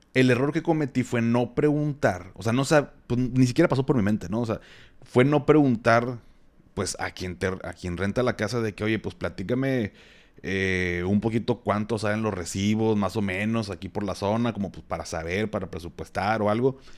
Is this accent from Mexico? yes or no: yes; Monterrey, Nuevo León, Mexico; soy regio